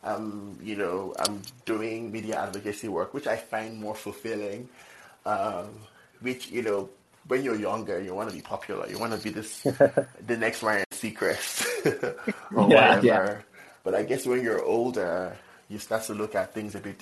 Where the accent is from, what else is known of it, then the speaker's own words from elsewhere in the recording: Nigeria; now in Minnesota, United States; I'm from Nigeria